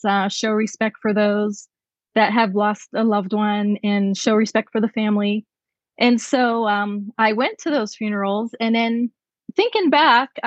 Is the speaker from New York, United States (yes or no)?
no; Pennsylvania, United States; moved away as an adult; also born or lived in California; I was born and raised in Pennsylvania, which is where I'm joining you from tonight